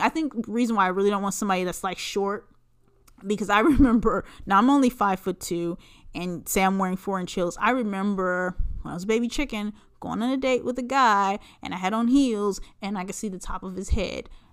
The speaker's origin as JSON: {"language": "English", "region": "Southern California", "country": "United States", "tie": "born or raised there", "said": "I grew up in Southern California"}